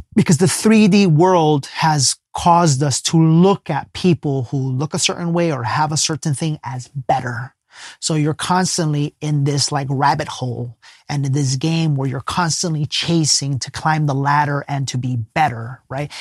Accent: Ecuador; we're both from Ecuador

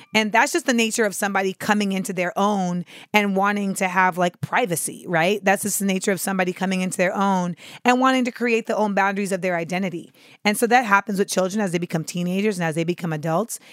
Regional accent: Orlando, Florida, United States; moved away; I will be at the Orlando Improv in my hometown of the four oh seven

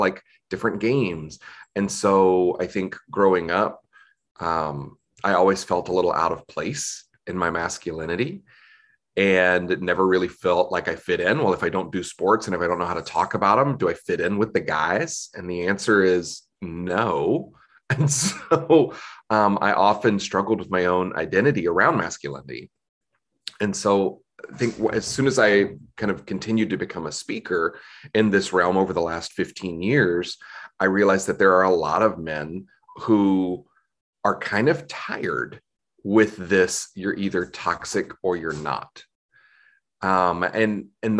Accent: Southeast United States, United States; growing up in the Southeast United States

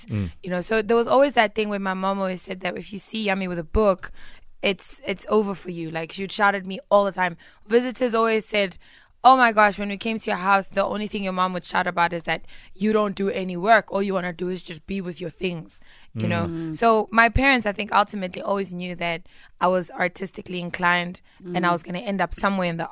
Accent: Pretoria, Gauteng, South Africa; also born or lived in Tembisa; I'm from Pretoria West.

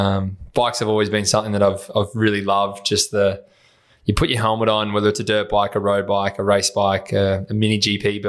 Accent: Horsham, Victoria, Australia; accent: Aussie; I grew up obviously in Horsham in Country Vic

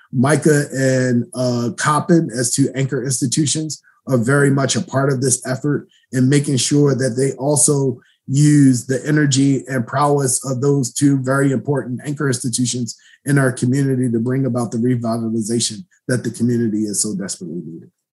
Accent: Baltimore, Maryland, United States; I grew up in the Penn North community, so West Baltimore I know very well.

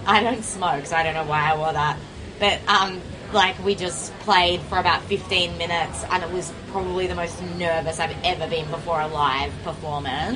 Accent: Mornington Peninsula, Victoria, Australia; I grew up in the Mornington Peninsula

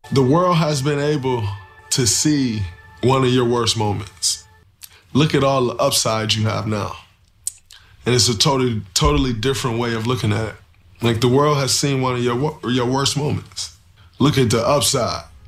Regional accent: Jacksonville, Florida, United States; also born or lived in Boston; I'm from Jacksonville. That's where I grew up. That's where I played high school ball

